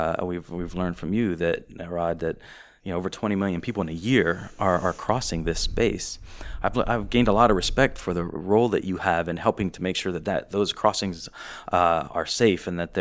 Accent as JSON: {"language": "English", "country": "South Africa", "tie": "born or raised there", "said": "But I grew up in South Africa where I was in church with good Christian people"}